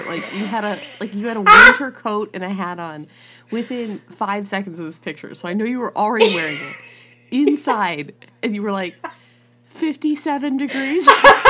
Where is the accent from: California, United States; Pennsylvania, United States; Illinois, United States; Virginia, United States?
Illinois, United States; I grew up in Illinois.